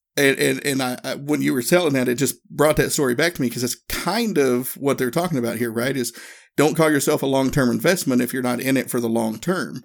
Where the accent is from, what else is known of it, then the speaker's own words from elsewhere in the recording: Erwin, Tennessee, United States; moved away; my hometown, small town, Northeast Tennessee, little place called Irwin